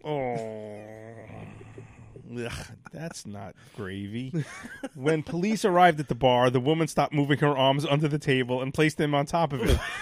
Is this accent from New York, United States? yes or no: yes; New York City, New York, United States; I grew up in Sheepshead Bay